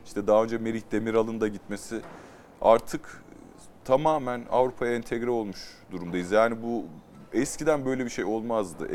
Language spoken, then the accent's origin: Turkish; Turkey; bir Türk olarak